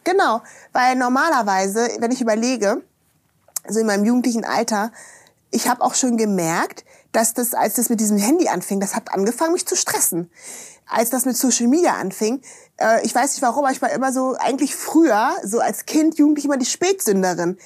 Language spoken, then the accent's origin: German; Germany; Ich bin ja da in der Eifel aufgewachsen, ne? Bonn-Kölner Gegend